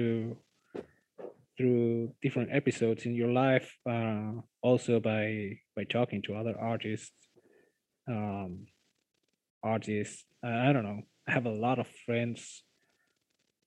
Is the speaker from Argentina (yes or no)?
yes; Argentina; English is a second language; I'm from Argentina